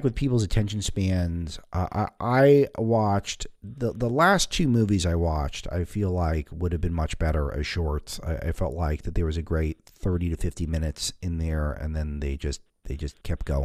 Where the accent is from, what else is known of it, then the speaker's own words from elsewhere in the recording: Los Angeles, California, United States; I'm from Hollywood